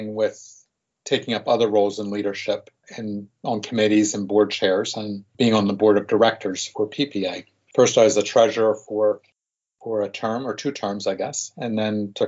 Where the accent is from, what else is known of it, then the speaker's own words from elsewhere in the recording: Bucks County, Pennsylvania, United States; also born or lived in South Carolina / Newark, New Jersey; I grew up in Bucks County